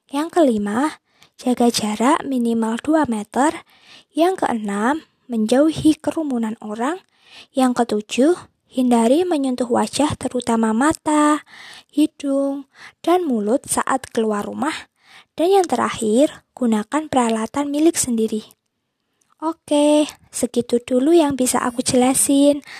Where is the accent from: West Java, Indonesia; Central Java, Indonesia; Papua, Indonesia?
Central Java, Indonesia; Boyolali; Aku berasal dari Boyolali, Jawa Tengah.